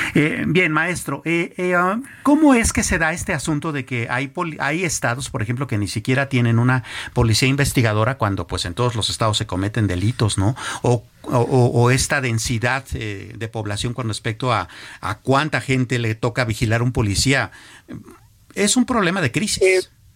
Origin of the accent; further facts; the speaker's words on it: Mexico; no hemos sido capaces como mexicanos